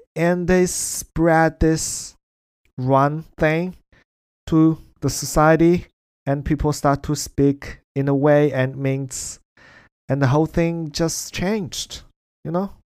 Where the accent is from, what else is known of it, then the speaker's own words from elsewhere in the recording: China; English is a second language; now in Melbourne, Australia; that's how we use it in China and in Chinese